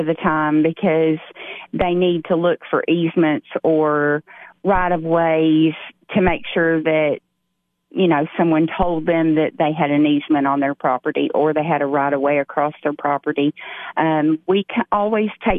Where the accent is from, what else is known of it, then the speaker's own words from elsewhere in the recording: Putnam County, Tennessee, United States; I was born and raised in Putnam County